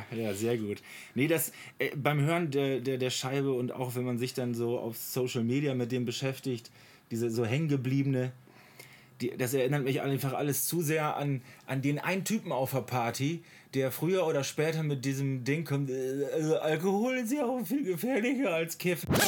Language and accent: German; Oldenburg, Lower Saxony, Germany; ich als Oldenburger